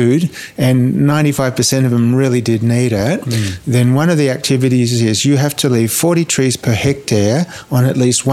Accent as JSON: {"language": "English", "country": "Australia", "tie": "born or raised there", "also_born_or_lived": "Niger", "moved": "as an adult", "said": "my experience growing up in Australia"}